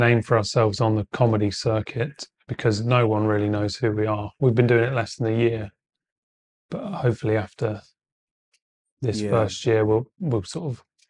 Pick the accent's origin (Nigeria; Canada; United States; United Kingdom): United Kingdom; Spalding, East Midlands; now in Bournemouth, United Kingdom; I'm from Lincolnshire, a little town called Spalding. But I've lived in Bournemouth for like 7 or 8 years, so we say we're from Bournemouth.